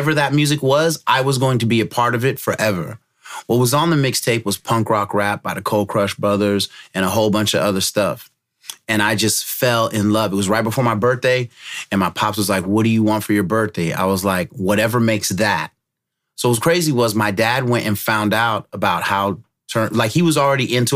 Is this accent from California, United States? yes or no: yes; San Bruno, California, United States; also born or lived in San Francisco / Daly City / Pacifica; So I was born in San Francisco at a hospital that don't exist anymore in 1970. And I really kind of grew up initially, like I'm talking about like baby, San Francisco, Daly City, Pacifica, and then San Bruno.